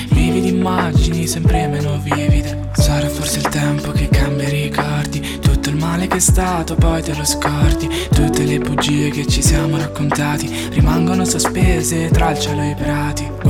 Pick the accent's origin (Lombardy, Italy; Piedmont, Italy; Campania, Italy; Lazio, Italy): Campania, Italy; Salerno; sono di Salerno e questa è Riprendiamo Fiato.